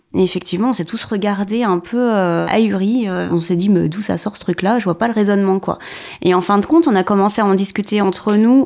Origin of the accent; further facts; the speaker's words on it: Paris region, Val-de-Marne, Île-de-France, France; Je viens de la région parisienne, banlieue sud, dans le 94.